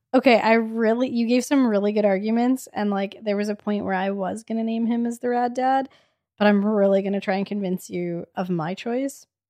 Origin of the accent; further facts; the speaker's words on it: Edmonton, Alberta, Canada; We're from Edmonton